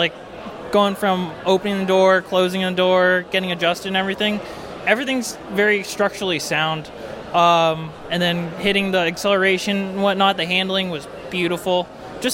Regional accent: San Diego, California, United States; I was born in San Diego.

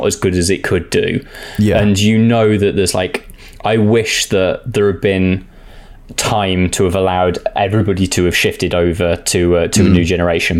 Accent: United Kingdom; I'm British and I've never lived in Spain

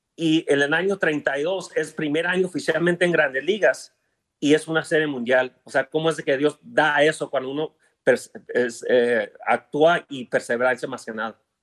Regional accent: Los Angeles, California, United States; also born or lived in Chihuahua (parents); Yo nací en Los Ángeles, pero todos son Chihuahua

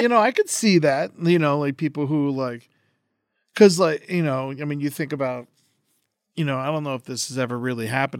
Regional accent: Florida, United States; I'm from Florida

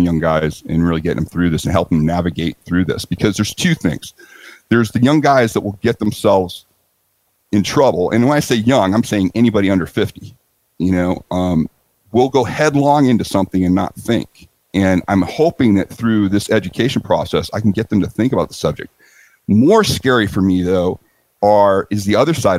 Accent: San Diego, California, United States; I'm feeling very comfortable in San Diego. It's my hometown.

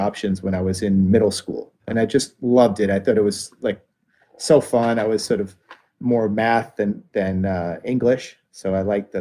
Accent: near Atlantic City, New Jersey, United States; I grew up near Atlantic City

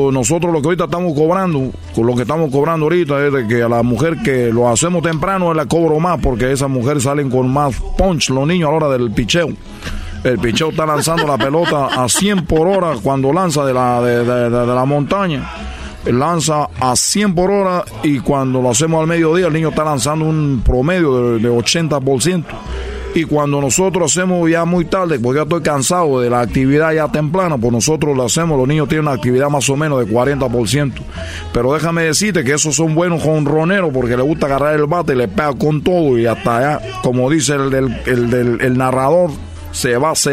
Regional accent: Cuba; cada que yo diga que yo soy de Cuba, que no me digan, no, eres de donde es Cristina.

